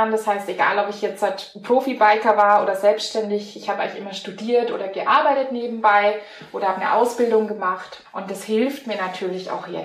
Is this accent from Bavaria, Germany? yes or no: yes; Bavaria, Germany; born there; accent: Franconian; now in Blaustein, Germany; komme gebürtig aus Franken. Manche hören das dann auch am Dialekt.